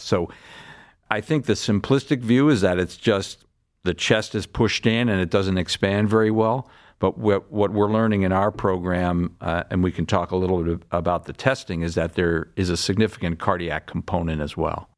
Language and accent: English; Larchmont, New York, United States; moved away as an adult; also born or lived in Boston; now in Cleveland, United States; I'm from, uh, a town outside of New York City called Larchmont, New York. That's where I grew up